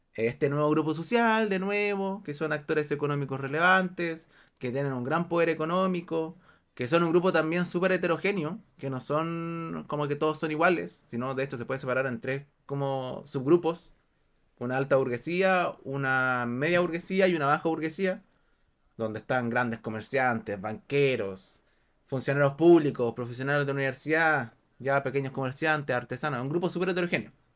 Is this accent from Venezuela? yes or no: no; Chile; Acá, por ejemplo, en Chile, acá, bueno, hablamos todos español